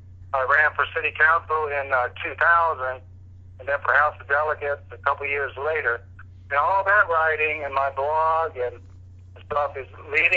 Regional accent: Charlottesville, Virginia, United States; I was born here in Charlottesville in 1964

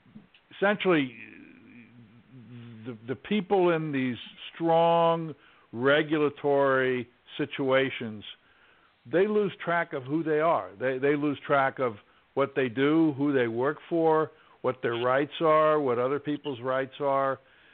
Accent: Washington, District of Columbia, United States; I grew up in Washington, D.C.

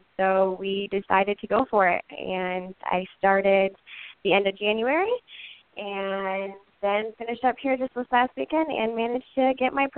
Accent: Big Rapids, Michigan, United States; I am from Big Rapids, Michigan, a super tiny town in the middle of the Mitten State

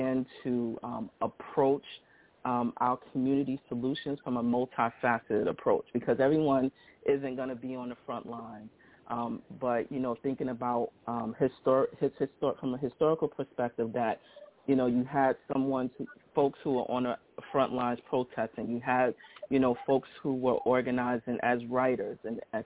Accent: New York City, New York, United States; I'm actually from Brownsville, Brooklyn

